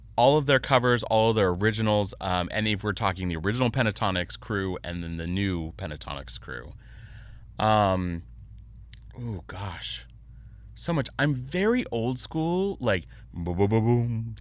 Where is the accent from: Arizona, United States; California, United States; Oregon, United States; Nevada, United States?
California, United States; Rancho Cucamonga; also born or lived in Upland / Poway / San Diego; I'm a born and raised Southern Californian